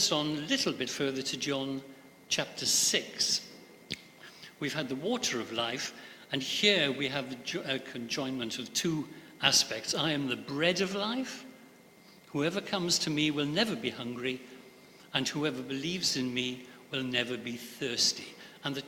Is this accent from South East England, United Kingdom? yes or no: no; Pembrokeshire, Wales, United Kingdom; Growing up in Pembrokeshire, in Wales, schools and the chapels particularly were forever singing versions of this.